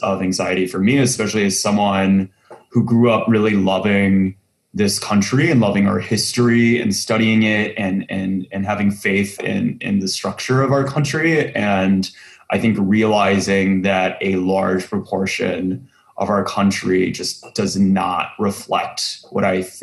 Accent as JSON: {"language": "English", "region": "Central Texas", "country": "United States", "tie": "born or raised there", "said": "I grew up in Central Texas"}